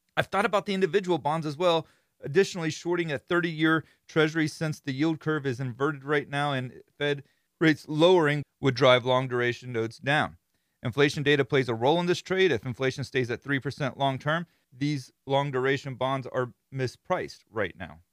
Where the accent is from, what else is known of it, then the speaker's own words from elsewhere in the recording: Florida, United States; I'm from Florida